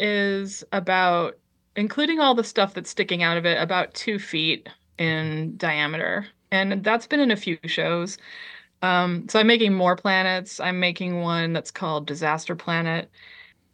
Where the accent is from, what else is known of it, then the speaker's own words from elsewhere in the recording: Liberia; born there; because I was born in Liberia, West Africa.